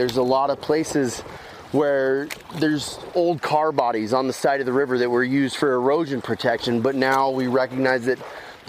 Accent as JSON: {"language": "English", "town": "Farmington", "region": "New Mexico", "country": "United States", "tie": "born or raised there", "also_born_or_lived": "Durango, Colorado / Aztec, New Mexico", "moved": "as an adult", "said": "I was born in Durango and lived in Aztec and Farmington up until I was in my mid-20s."}